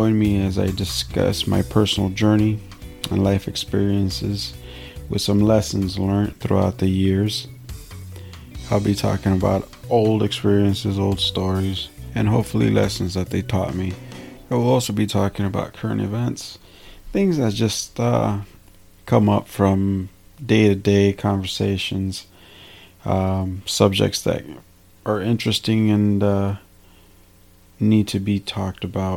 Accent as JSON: {"language": "English", "town": "Salinas", "region": "California", "country": "United States", "tie": "born or raised there", "moved": "yes", "said": "my hometown and how long I lived there and how it was living in Salinas, California"}